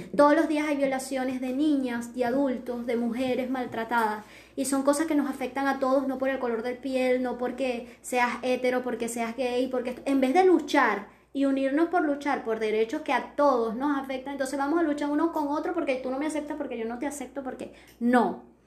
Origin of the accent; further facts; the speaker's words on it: Venezuela; ciertos términos que utilizamos los venezolanos